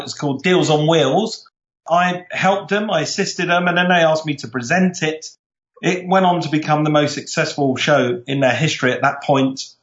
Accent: London, United Kingdom; I'm from South London, very proud South Londoner

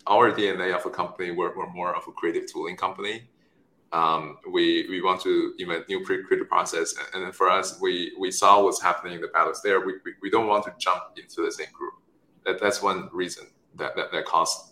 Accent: China; moved away; also born or lived in Stanford; I was born in China, raised there

